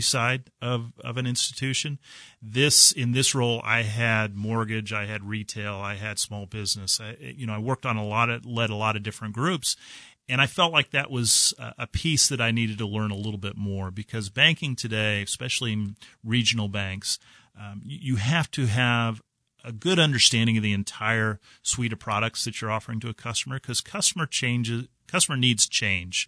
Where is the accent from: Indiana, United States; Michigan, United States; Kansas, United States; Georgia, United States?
Kansas, United States; Dodge City; also born or lived in Atchison, Kansas; now in Kansas City, United States; I grew up in Dodge City, Kansas